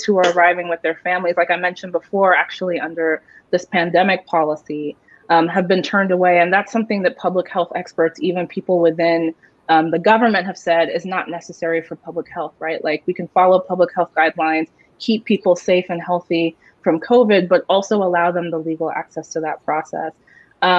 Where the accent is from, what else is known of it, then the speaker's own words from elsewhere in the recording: Pennsylvania, United States; I'm from Pennsylvania